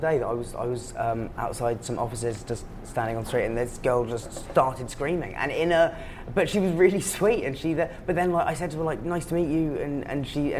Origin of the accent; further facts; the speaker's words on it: England, United Kingdom; accent: English; now in New York, United States; my English accent